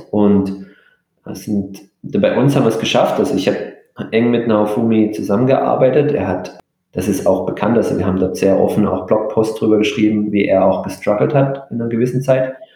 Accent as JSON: {"language": "German", "country": "Germany", "also_born_or_lived": "Japan", "said": "als, als Deutscher"}